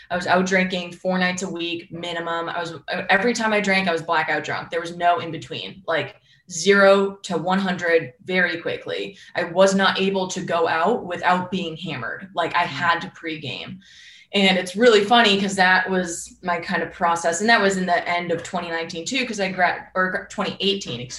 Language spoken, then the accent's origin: English; Northeast, United States; and I'm from the Northeast where that's like my blood.